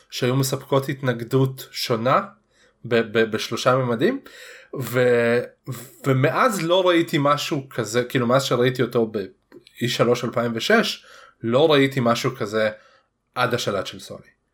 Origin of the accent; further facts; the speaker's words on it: Russia; now in Israel; אני רוסי